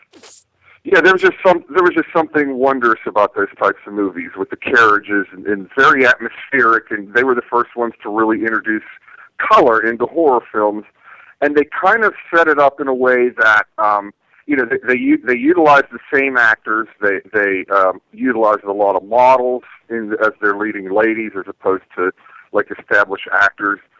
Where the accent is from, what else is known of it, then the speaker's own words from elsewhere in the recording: Canonsburg, Pennsylvania, United States; moved away; went back to my hometown where I know people